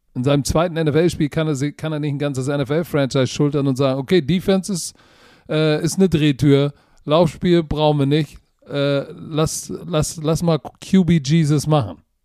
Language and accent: German; Germany; Ich bin auch Deutscher